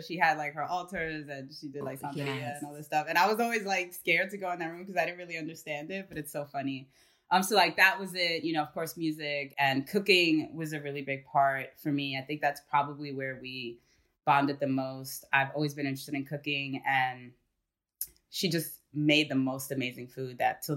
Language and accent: English; New York City, New York, United States; I'm born and raised in the Bronx. So I guess I see myself totally as like a New Yorker.